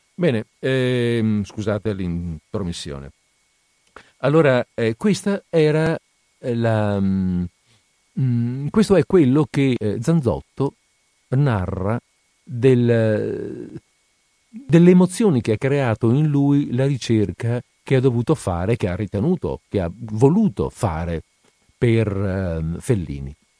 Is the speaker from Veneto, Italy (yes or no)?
yes; Padua, Veneto, Italy; Noi padovani, io sono padovano, noi padovani quelle tronche non le conosciamo